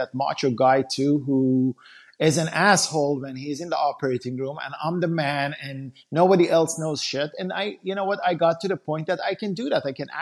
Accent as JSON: {"language": "English", "country": "Iran", "tie": "born or raised there", "moved": "yes", "said": "I grew up back in Iran"}